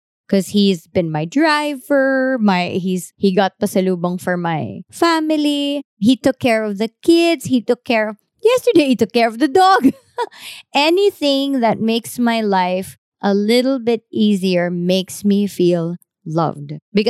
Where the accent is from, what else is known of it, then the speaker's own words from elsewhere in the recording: Philippines; So I don't like being Filipino today.